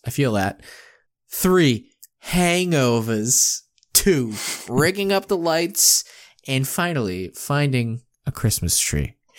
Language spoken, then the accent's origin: English; Worcester, Massachusetts, United States; here in my hometown of Worcester, Massachusetts